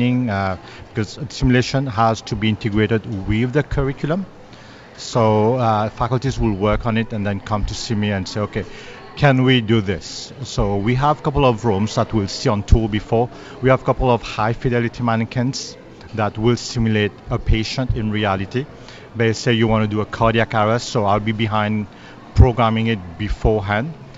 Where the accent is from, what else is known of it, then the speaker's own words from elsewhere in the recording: Montreal, Quebec, Canada; moved away as an adult; now in Hamilton, Canada; originally I'm from Montreal, moved here 2 years ago